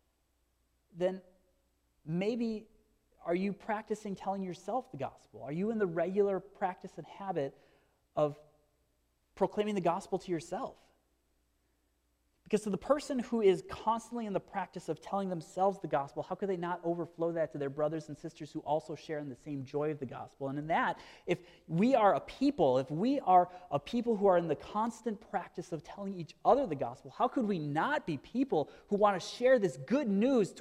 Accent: Marinette, Wisconsin, United States; I grew up in Marinette, Wisconsin

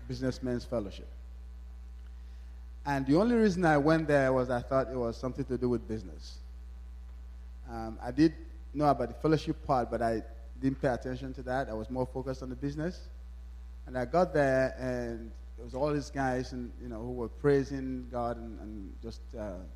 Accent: Nigeria; moved away; I was born in Nigeria

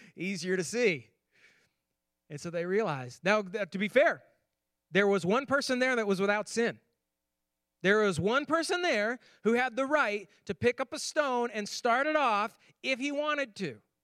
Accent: Finger Lakes, New York, United States; moved away; I grew up in New York on the Finger Lakes, the pinky of the Finger Lakes, in fact.

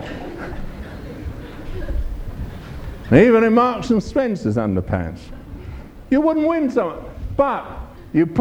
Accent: England, United Kingdom; I'm from England, I'm a minister

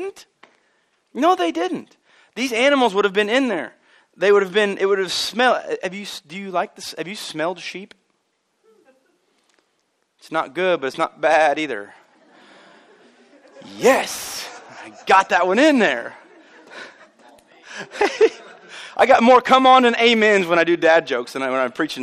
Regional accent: Albion, United States; also born or lived in Olney; I'm from Albion, but I was born in Olney

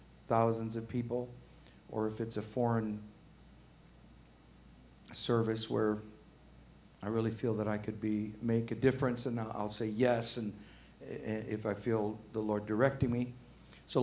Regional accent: Arkansas, United States; now in Georgia, United States; I'm from Arkansas

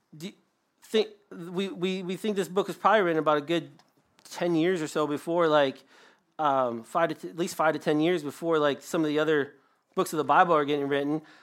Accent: Michigan, United States; I'm from Michigan

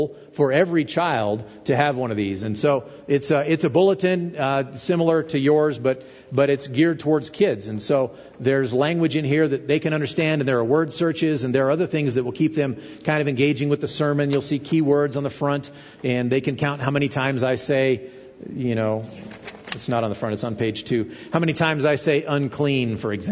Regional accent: United States; being an American

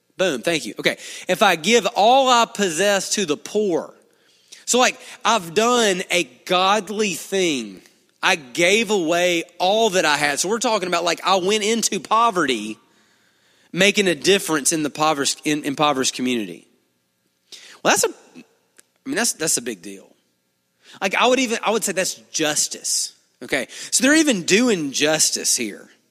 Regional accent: Duncanville, Alabama, United States; I'm from here. I'm from Duncanville

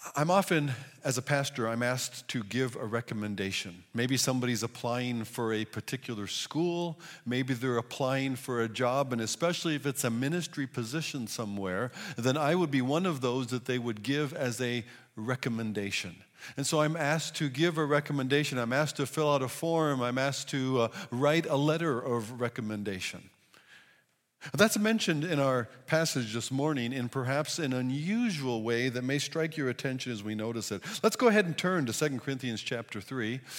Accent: United States; as American individuals

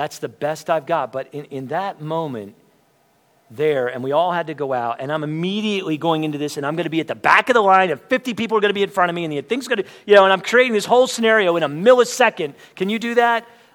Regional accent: Lancaster County, Pennsylvania, United States; I grew up in Lancaster County, Pennsylvania

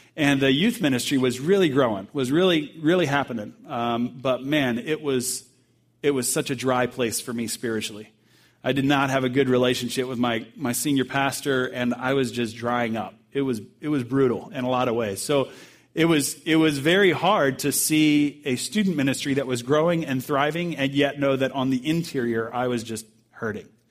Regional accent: Bowie, Maryland, United States; moved away; my pastor back home uh, in Maryland is where I grew up in Bowie, Maryland

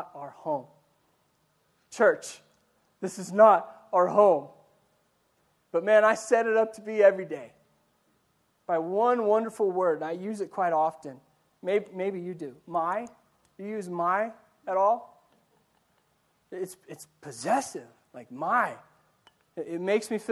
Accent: Ordway, Colorado, United States; moved away; also born or lived in Yuma; My town, especially growing up in Ordway

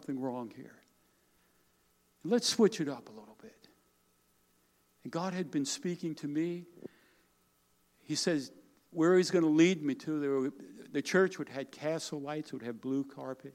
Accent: Smithtown, New York, United States; I grew up on Long Island, New York

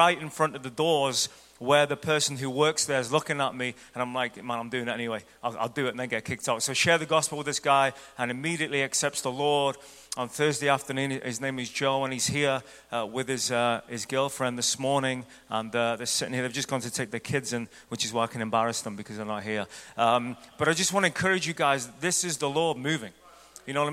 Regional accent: Ireland; moved away as an adult; now in United States; I'm from Ireland, and I used to look at the house we lived before we moved to the States.

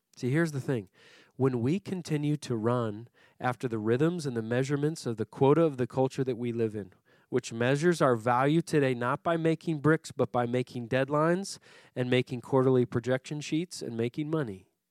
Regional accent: Puerto Rico; now in Philadelphia, United States; I grew up in Puerto Rico

